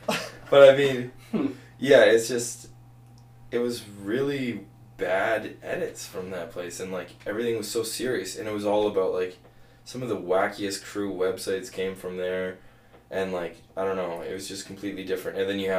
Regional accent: Ontario, Canada; now in British Columbia, Canada; I came here in 96 from Ontario. That's why I have no characteristics.

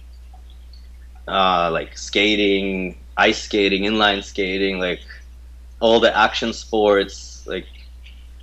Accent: Canada; I'm from Canada

